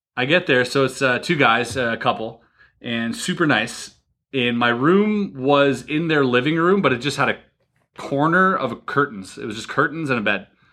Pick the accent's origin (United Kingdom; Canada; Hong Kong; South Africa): Canada; I'm Canadian